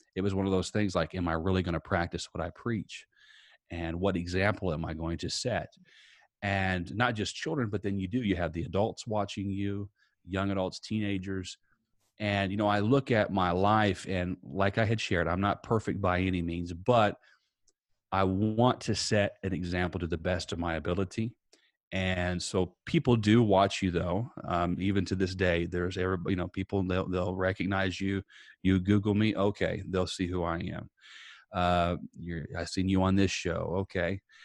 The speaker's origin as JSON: {"language": "English", "town": "Princeton", "region": "Indiana", "country": "United States", "tie": "born or raised there", "said": "my hometown was Princeton, Indiana, uh, just a little bit south of Evansville, uh, grew up there"}